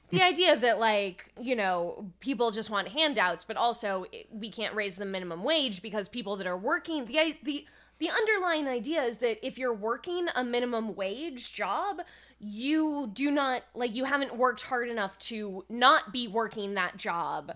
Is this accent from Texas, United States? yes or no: no; California, United States; I'm from California